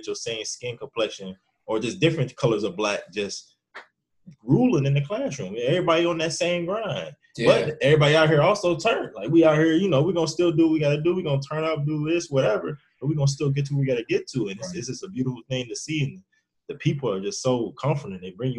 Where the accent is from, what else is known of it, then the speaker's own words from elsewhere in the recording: North College Hill, Ohio, United States; we came from North College Hill, and, you know, coming from my HBCU, nothing but black people all around us.